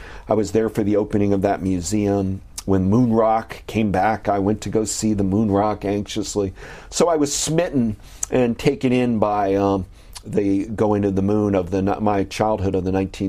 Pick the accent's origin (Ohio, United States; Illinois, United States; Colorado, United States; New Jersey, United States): Ohio, United States; Perrysburg; I was a little boy growing up in Perrysburg, Ohio, near Toledo.